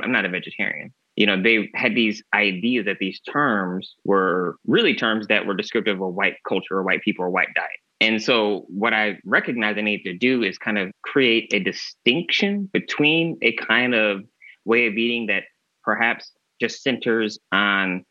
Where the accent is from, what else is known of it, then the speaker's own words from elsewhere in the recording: Michigan, United States; now in California, United States; being in California, so far away from where I grew up in Michigan